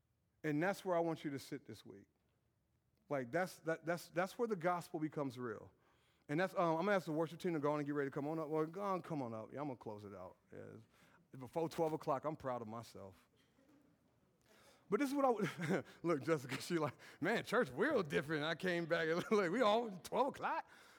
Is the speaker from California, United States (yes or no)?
no; Brownsburg, Indiana, United States; I'm from Brownsburg with a bad reputation, and that's my swag right there.